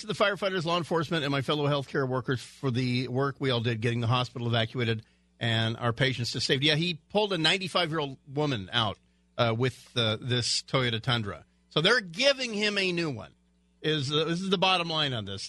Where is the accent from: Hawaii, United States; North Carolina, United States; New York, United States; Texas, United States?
Hawaii, United States; moved away; where I grew up in in Hawaii, we uh, we went to Aina Haina Mall or we went to the Ala Moana Mall